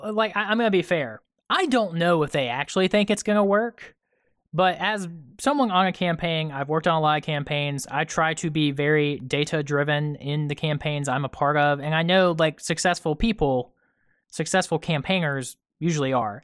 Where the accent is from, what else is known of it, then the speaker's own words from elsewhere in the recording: rural Georgia, United States; I grew up in Trump country. I currently live in Trump country